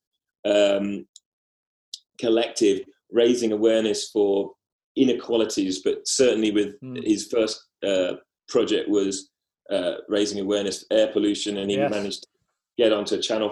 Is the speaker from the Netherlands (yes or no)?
no; London, United Kingdom; accent: Cockney; I don't know if my accent's Cockney, but it's certainly not Scottish